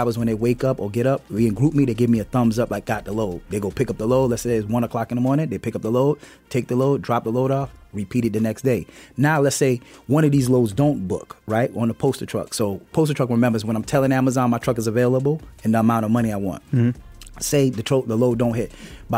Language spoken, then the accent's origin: English; South Carolina, United States; also born or lived in Queens, New York; now in Atlanta, United States; Just like you said, I was born in Queens, New York, raised in South Carolina. Moved to Atlanta, came to Atlanta in 1996 to go to school and stayed in Atlanta, loved Atlanta